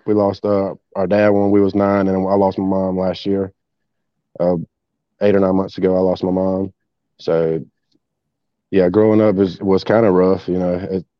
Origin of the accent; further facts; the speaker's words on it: Greenwood, South Carolina, United States; I'm in the upstate, but I moved back to my hometown about 3 months ago, Greenwood, South Carolina.